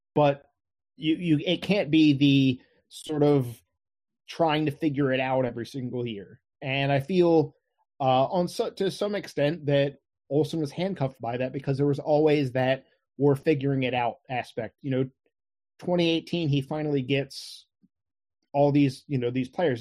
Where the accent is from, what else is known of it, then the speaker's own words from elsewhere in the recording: Crofton, Maryland, United States; I've lived here all my life. You know, I, I grew up in Crofton